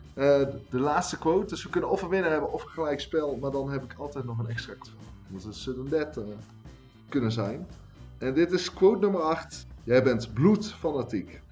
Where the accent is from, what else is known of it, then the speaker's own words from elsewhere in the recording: North Brabant, Netherlands; als Brabander